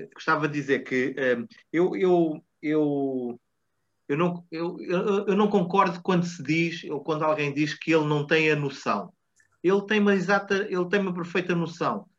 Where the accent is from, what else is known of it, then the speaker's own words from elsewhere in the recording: Portugal; enquanto portugueses